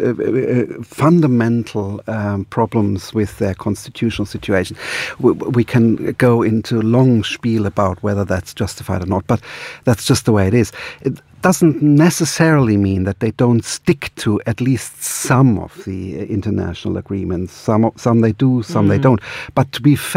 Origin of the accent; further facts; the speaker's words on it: Germany; Being a German citizen